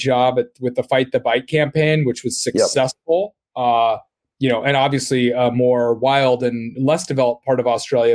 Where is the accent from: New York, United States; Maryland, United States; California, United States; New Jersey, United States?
California, United States; Laguna Beach; I grew up in Laguna Beach, a pretty small, you know, used to be quaint beach town